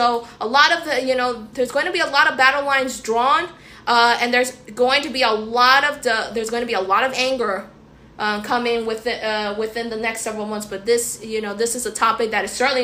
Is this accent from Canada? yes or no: no; United States; as an American, living in this country